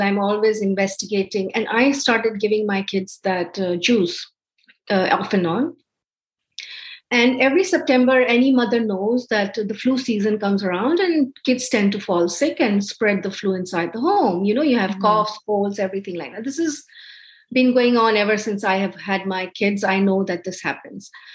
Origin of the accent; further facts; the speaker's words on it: India; moved away as an adult; also born or lived in Dubai; now in Canada; Growing up in India, I had heard of Ayurveda